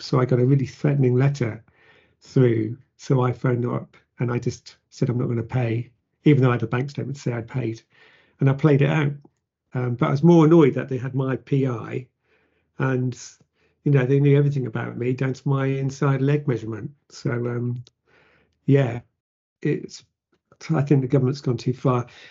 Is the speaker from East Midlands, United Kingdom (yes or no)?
no; Plymouth, South West England, United Kingdom; born or raised there